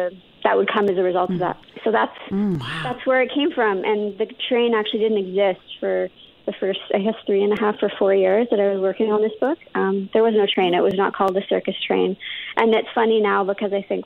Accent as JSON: {"language": "English", "country": "Canada", "tie": "born or raised there", "also_born_or_lived": "London / India (ancestry)", "said": "I grew up in Canada, but like my parents are from India, and then we grew up mostly in London before coming over to Canada"}